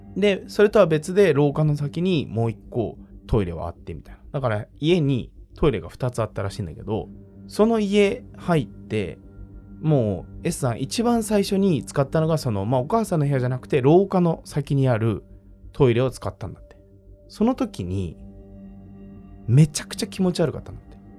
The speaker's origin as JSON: {"language": "Japanese", "region": "Tokyo", "country": "Japan", "tie": "born or raised there", "said": "豪徳寺生まれ、世田谷生まれなんですよ。"}